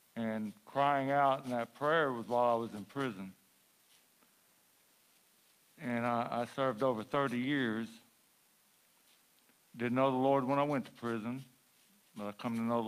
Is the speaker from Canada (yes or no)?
no; Huntsville, Texas, United States; I'm from Huntsville, Texas.